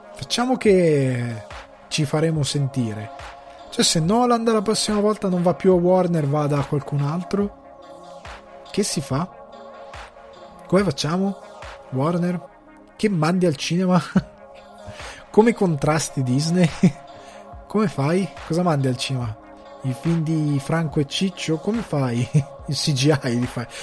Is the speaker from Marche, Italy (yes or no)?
no; a small village in the Crema area, Lombardy, Italy; now in Ireland; io sia cresciuto in un paesino piccolo, io sono un campagnolo, il mio paese aveva una cosa che tanti altri paeselli della provincia cremasca non avevano